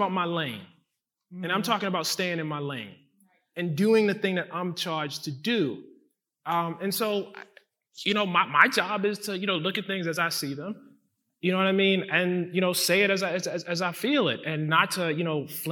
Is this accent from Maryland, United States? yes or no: yes; Baltimore, Maryland, United States; I'm from, you know, Maryland. I grew up in Baltimore